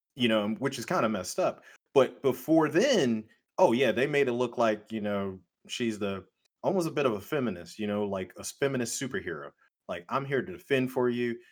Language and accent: English; United States; as American male